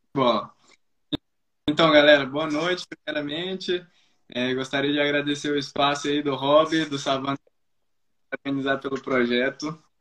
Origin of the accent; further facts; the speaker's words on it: Brasília, Federal District, Brazil; moved away as an adult; a gente somos de Brasília, eu e minha família.